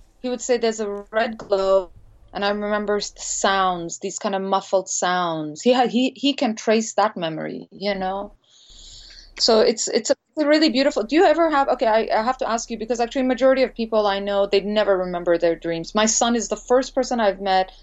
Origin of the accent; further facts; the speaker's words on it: India; also born or lived in Montreal, Canada; now in Los Angeles, United States; growing up in India